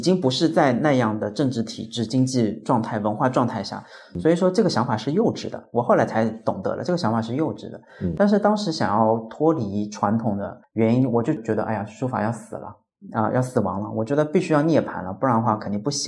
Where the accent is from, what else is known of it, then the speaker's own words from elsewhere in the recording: Hangzhou, Zhejiang, China; now in Beijing, China; 对我喜欢北方，但是我也不得不承认，故乡的基因一定是刻在我的血液里面、身体里面的。我到了北京十年出头了，但是好像第一个口音也改不了